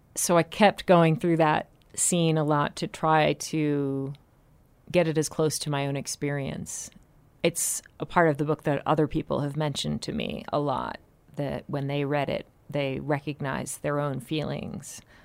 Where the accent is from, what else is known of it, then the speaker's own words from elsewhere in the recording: Salem, Massachusetts, United States; I grew up in Salem, Massachusetts, where it's Halloween three hundred sixty-five days a year